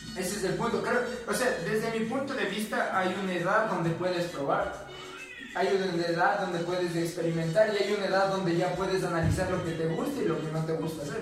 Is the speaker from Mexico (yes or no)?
no; Ecuador; como buen ecuatoriano